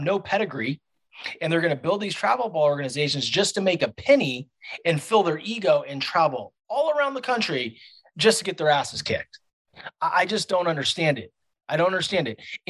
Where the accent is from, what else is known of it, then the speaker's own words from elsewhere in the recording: San Francisco Bay Area, California, United States; moved away; I'm originally from California. I'm from the San Francisco Bay. So we went to Vacaville, Fairfield, Martinez, Pinole